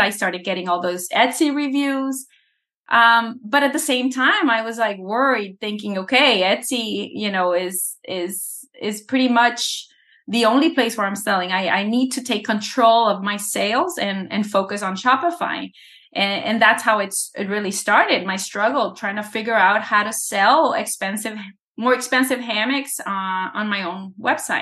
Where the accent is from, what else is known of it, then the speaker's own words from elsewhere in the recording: El Salvador; moved away; I was born in El Salvador